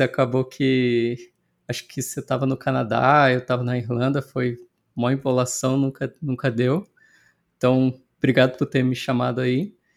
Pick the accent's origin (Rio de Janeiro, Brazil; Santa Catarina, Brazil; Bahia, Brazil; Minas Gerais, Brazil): Rio de Janeiro, Brazil; Petrópolis; moved away as an adult; also born or lived in Ireland; eu sou de Petrópolis, que é na Serra do Rio, né? Da e a, hoje eu voltei para Petrópolis.